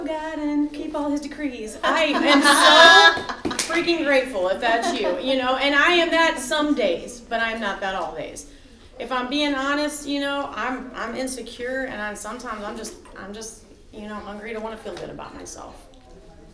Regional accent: Alton, United States; I grew up in Alton.

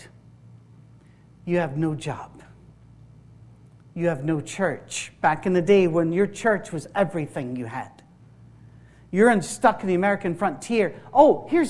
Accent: Isle of Skye, Scotland, United Kingdom; I'm from the Isle of Skye, that's the west of Scotland as well.

